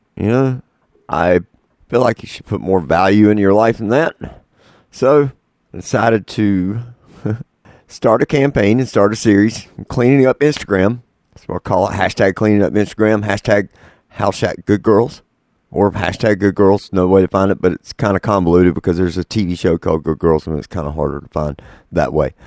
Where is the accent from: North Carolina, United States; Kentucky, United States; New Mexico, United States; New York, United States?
North Carolina, United States; I'm from North Carolina